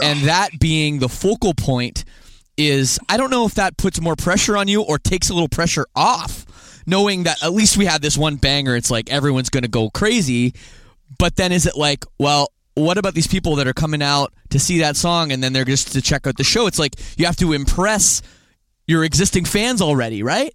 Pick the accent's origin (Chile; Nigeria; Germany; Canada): Canada; I'm from Canada